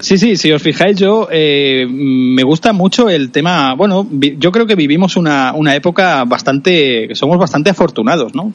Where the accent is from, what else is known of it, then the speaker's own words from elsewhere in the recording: Cerdanyola del Vallès, Catalonia, Spain; yo aprendí en la radio de mi pueblo natal, en Sarañón del Vallés, en un pueblecito cercano a Barcelona